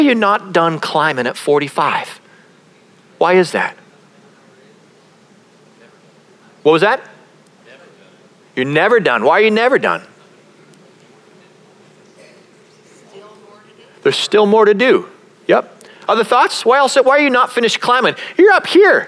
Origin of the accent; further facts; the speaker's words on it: Calgary, Alberta, Canada; I grew up in Canada. I grew up in a place called Calgary, which is a beautiful city